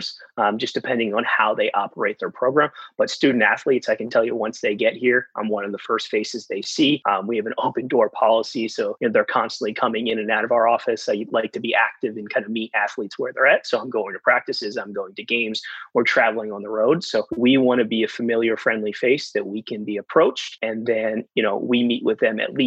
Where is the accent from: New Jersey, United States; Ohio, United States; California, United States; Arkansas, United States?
New Jersey, United States; Rutgers, my home state